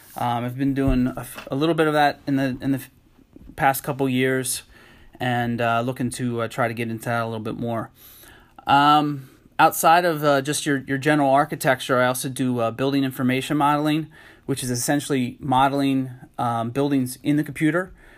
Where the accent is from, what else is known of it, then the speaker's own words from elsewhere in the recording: Harrisburg, Pennsylvania, United States; I'm originally actually from, um, Harrisburg, Pennsylvania